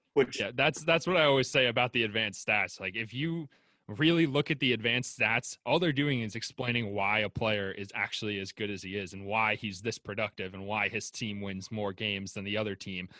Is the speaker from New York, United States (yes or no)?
yes; New York, United States; I'm from New York